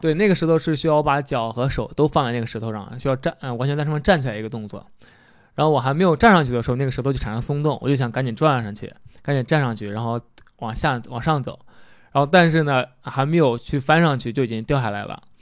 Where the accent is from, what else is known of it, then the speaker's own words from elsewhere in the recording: Henan, China; 我家是河南的嘛